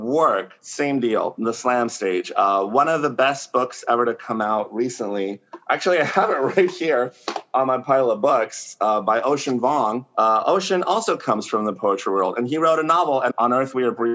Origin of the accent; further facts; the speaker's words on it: Mexico; first language Spanish; English is a second language; now in San Francisco, United States; I was born in Mexico and I'm an immigrant